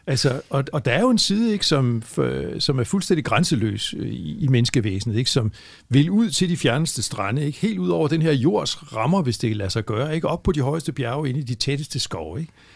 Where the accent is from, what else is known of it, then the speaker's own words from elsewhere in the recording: Frederikshavn, North Denmark Region, Denmark; hvor jeg er vokset op